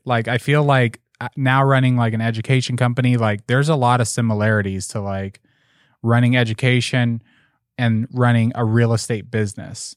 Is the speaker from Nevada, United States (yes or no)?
yes; Las Vegas, Nevada, United States; I'm from Las Vegas